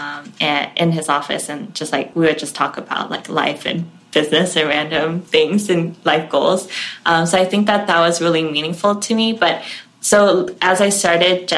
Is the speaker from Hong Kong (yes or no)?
yes; Hong Kong; now in United States; I grew up in Hong Kong